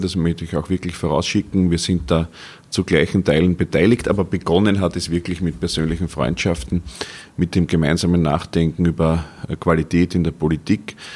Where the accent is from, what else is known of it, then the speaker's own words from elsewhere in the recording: Gerasdorf bei Wien, Lower Austria, Austria; In meiner Heimatstadt Gerasdorf